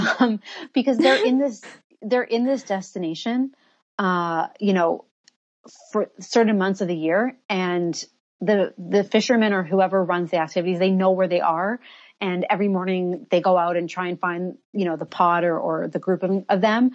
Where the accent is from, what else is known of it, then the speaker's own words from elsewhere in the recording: Toronto, Ontario, Canada; moved away as an adult; now in Riviera Maya, Mexico; I'm Canadian from Toronto, but I've been living here in the Riviera Maya for 5 years.